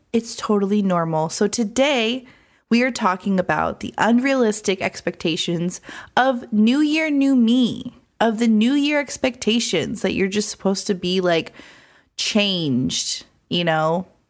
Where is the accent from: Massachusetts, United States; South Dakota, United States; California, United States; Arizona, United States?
Arizona, United States; Phoenix; now in Los Angeles, United States; Phoenix, Arizona, my hometown